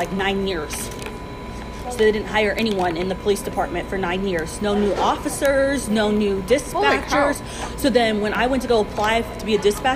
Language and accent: English; Phoenix, Arizona, United States; I grew up here in Phoenix